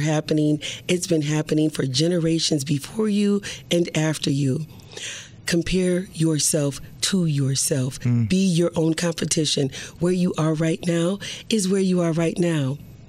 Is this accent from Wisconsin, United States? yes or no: yes; Milwaukee, Wisconsin, United States; I grew up in Milwaukee